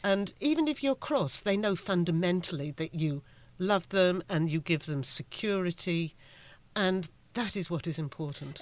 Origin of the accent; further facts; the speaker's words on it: United Kingdom; I'm from the United Kingdom